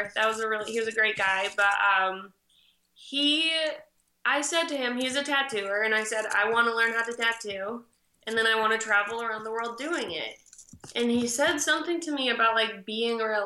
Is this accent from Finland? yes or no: no; Maine, United States; I grew up in Maine